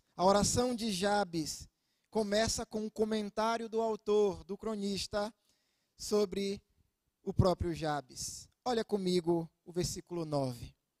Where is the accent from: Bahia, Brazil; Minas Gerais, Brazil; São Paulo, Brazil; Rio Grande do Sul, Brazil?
Bahia, Brazil; Itabuna; now in Ilhéus, Brazil; sou natural de Itabuna, lá na Bahia.